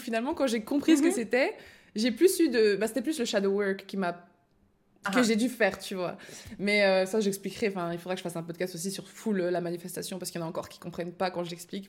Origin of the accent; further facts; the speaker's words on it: Belgium; now in France; je suis belge